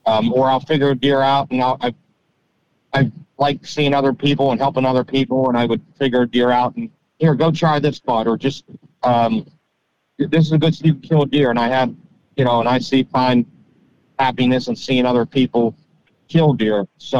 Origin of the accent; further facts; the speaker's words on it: Pittsburgh, Pennsylvania, United States; I grew up near Pittsburgh, just south of Pittsburgh, kind of whitetail hunting, whitetail in general, kind of had me at an early age